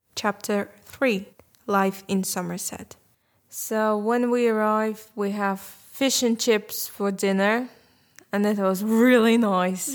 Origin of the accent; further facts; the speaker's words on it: Crimea, Ukraine; English is a second language; now in United Kingdom; I'm from Crimea